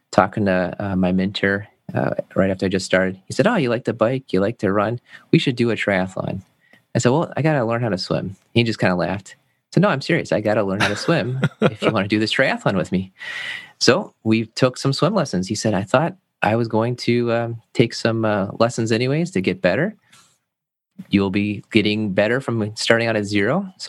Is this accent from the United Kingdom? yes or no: no; Germany; also born or lived in United States; I grew up in Germany. I was this is in college back. I was uh, going to school in Maryland. My dad was part of the army, and we moved back and forth